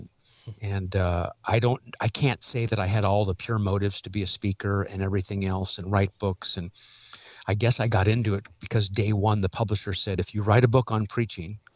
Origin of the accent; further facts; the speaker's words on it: Omaha, Nebraska, United States; also born or lived in Los Angeles, California; now in Worcester, United States; Born and raised in Omaha, moved in 82 to Los Angeles